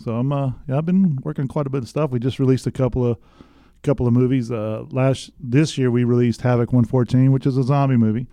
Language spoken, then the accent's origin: English; West Texas, United States; moved away as an adult; I'm from West Texas